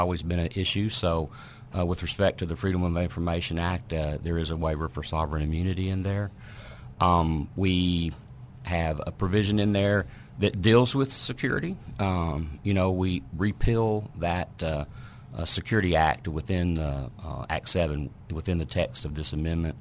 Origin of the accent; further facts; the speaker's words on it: Newport, Arkansas, United States; I grew up in Newport